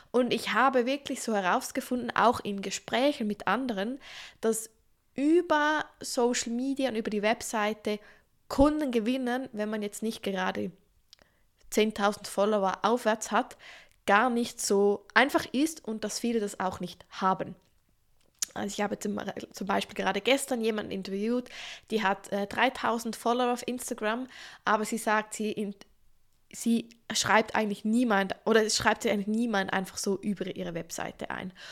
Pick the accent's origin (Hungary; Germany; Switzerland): Switzerland; Übrigens, ich wohne in der Schweiz, ich bin Schweizerin, aber ich mache diese Podcast-Folge auf Hochdeutsch